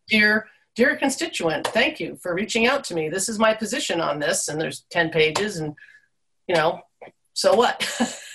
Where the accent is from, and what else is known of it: East Coast, United States; born or raised there; now in Alaska, United States